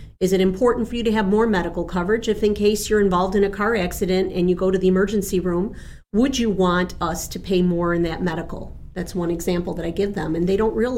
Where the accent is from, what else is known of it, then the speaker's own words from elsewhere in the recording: Chicago, Illinois, United States; first language Spanish; English is a second language; also born or lived in Buenos Aires, Argentina; I am from the city of Chicago